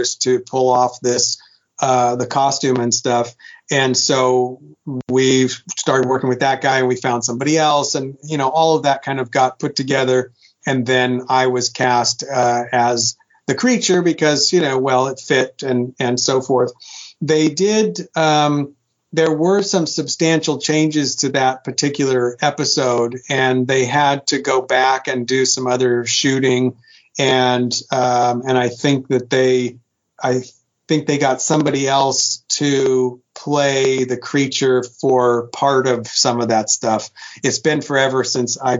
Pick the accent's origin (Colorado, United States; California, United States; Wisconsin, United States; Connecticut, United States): California, United States; Sacramento; moved away; I'm from Sacramento